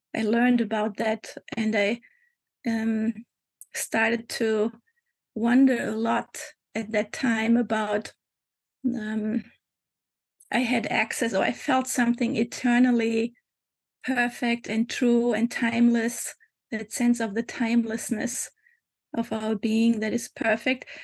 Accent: Germany; moved away as an adult; also born or lived in Hamburg, Germany / Lisbon, Portugal; now in Portugal; I was born in Germany, mm. um, 50 some 54 years ago, and um, and I lived there for about uh, 20 years

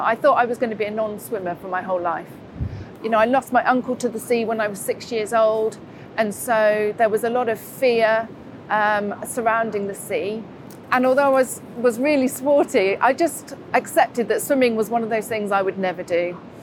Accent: Buckinghamshire, South East England, United Kingdom; moved away as an adult; now in Newquay, United Kingdom; originally, I'm from Buckinghamshire.

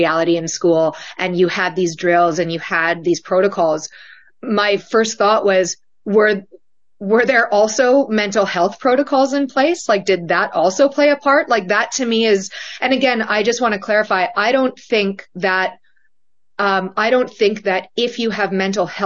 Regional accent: Canada; moved away; I'm from Canada. My husband's from Australia. We grew up in nations that do not have the prevalence of gun culture.

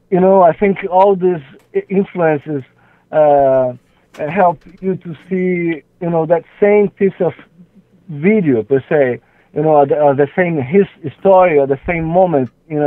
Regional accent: Brazil; English is a second language; I think so. I think so. I think so.

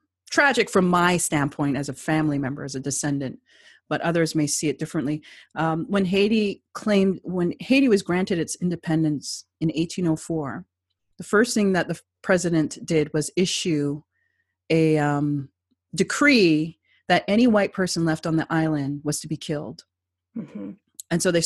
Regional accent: Canada; I identified myself as a first-generation Canadian of Jamaican descent with French and West African ancestry.

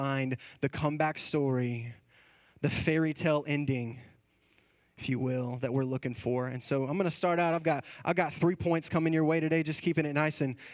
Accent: Texas, United States; we are from Texas

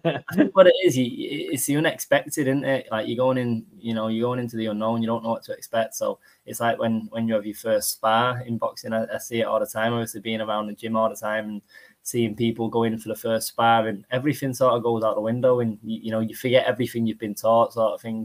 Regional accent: Salford, North West England, United Kingdom; also born or lived in Eccles; I'm from Salford

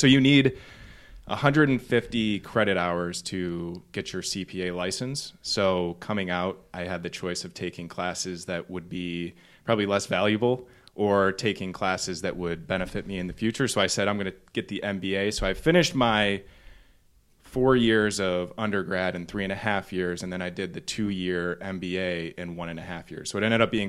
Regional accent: Novi, Michigan, United States; taking it all the way back to where I come from is Novi, Michigan. So a little bit west of here. And I grew up in Novi. I'm one of three brothers

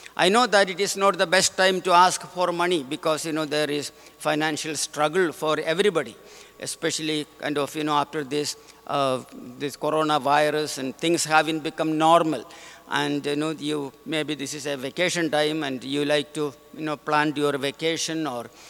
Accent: India; moved away; I am from India

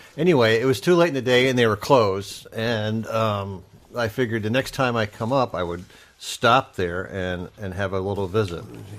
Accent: Findlay, Ohio, United States; I am also originally from Findlay, Ohio.

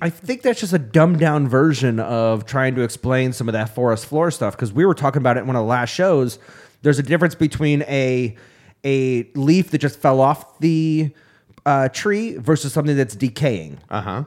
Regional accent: upstate New York, United States; growing up in upstate New York, I was part of 4-H

